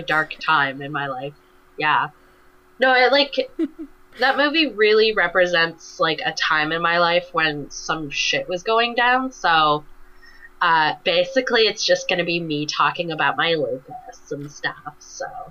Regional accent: Canada; being a Canadian

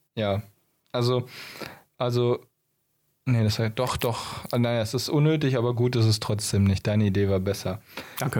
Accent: Germany; bei uns in Deutschland

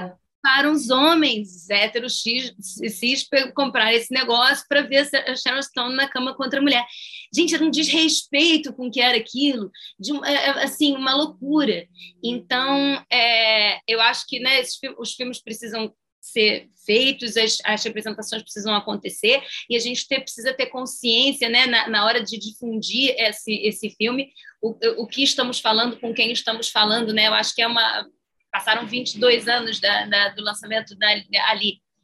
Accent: Brazil; sou brasileira

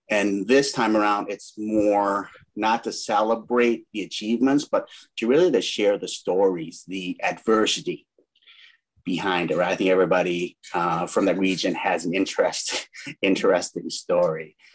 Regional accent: Elgin, Illinois, United States; also born or lived in Laos; growing up in Elgin

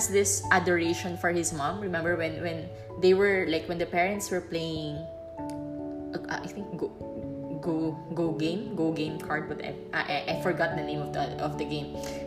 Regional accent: Philippines; moved away as an adult; I'm from the Philippines

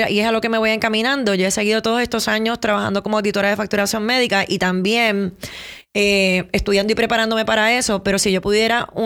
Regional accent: Puerto Rico; yo me fui de Puerto Rico, eh, viví dos años también en Miami y regresé hace cinco años y medio a Puerto Rico.

